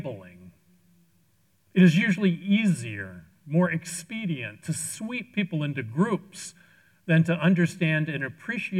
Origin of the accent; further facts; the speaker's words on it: Washington, District of Columbia, United States; moved away as an adult; I traveled to my hometown, Washington, D.C., for a short visit with my brother, Hans